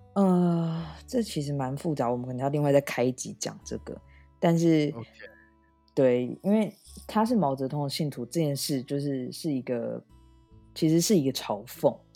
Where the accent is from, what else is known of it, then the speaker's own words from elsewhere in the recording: Taiwan; now in France; 因为毕竟我是一个台湾人